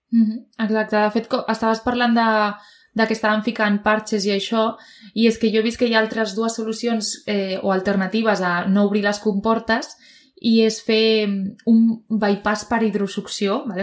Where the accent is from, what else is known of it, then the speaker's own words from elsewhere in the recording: Province of Tarragona, Catalonia, Spain; sóc de Terres de l'Ebre, però sóc de la província